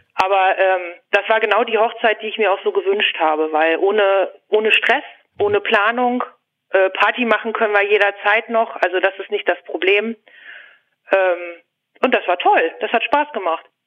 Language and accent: German; Hanover, Lower Saxony, Germany; Ich komme aus der Region Hannover. Ich wohne ziemlich dicht am Flughafen.